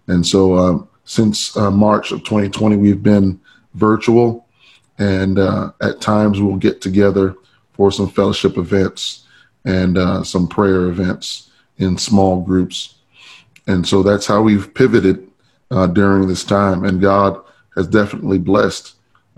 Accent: New York City, New York, United States; now in Chicago, United States; grew up, born and raised in Brooklyn, New York.

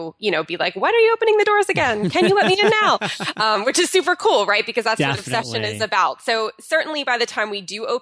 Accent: New Jersey, United States; moved away as an adult; now in California, United States; moving from my hometown of New Jersey to moving out to California

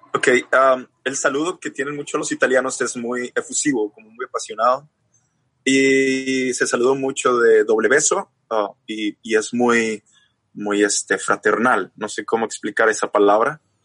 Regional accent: Chihuahua, Mexico; yo soy de México. Soy, resulta que soy del norte de México, de Chihuahua

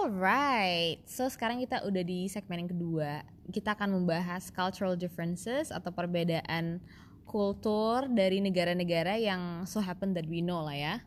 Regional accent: Indonesia; kita orang Indo

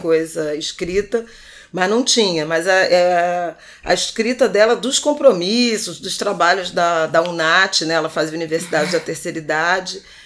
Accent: Rio de Janeiro, Brazil; Irajá também, o bairro onde eu cresci

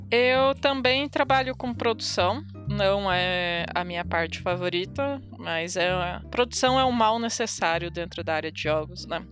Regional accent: interior of Paraná, Brazil; moved away as an adult; now in São Paulo, Brazil; Eu sou, eu sou do interior do Paraná

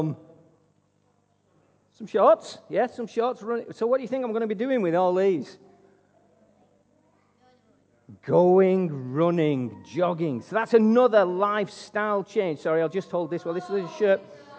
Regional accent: Wigan, North West England, United Kingdom; now in Altrincham, United Kingdom; greetings from my hometown of Wigan

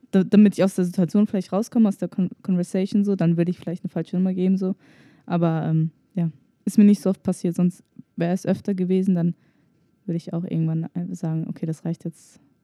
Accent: Germany; meine Eltern kommen aus Tunesien, aber ich bin hier in Deutschland geboren

